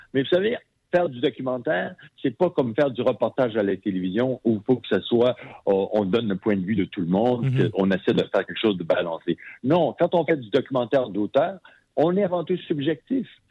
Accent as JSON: {"language": "French", "town": "Sherbrooke", "region": "Quebec", "country": "Canada", "tie": "born or raised there", "moved": "as an adult", "said": "Moi, je suis originaire de Sherbrooke. Ah, j'ai vécu mes 20 premières années à Sherbrooke"}